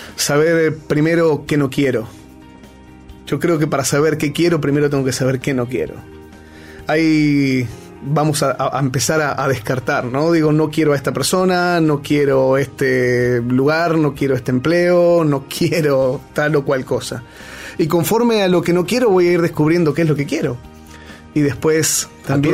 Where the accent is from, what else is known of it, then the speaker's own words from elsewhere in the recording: Argentina; moved away; also born or lived in Peru; soy argentino hasta el cuello